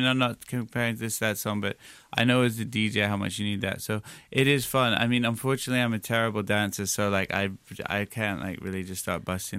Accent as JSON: {"language": "English", "region": "New York", "country": "United States", "tie": "born or raised there", "said": "when I was growing up in New York playing in hip hop clubs"}